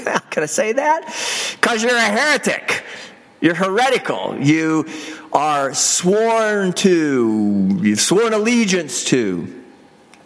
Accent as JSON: {"language": "English", "country": "United States", "said": "I identify as a citizen of the United States"}